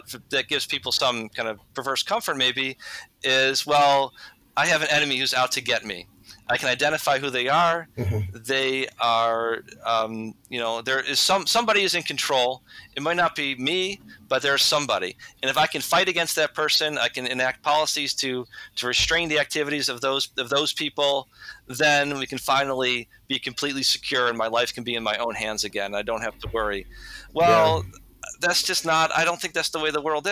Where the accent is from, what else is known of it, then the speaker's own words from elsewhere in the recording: United States; as an American Catholic